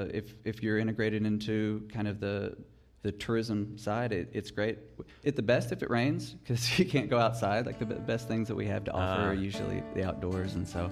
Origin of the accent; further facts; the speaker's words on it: Somerset, Kentucky, United States; Somerset as well, yeah, right downtown Somerset.